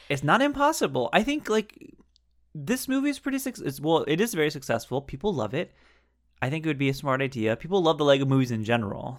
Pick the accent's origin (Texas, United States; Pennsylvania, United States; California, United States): California, United States; Southern; I'm also from California, Southern California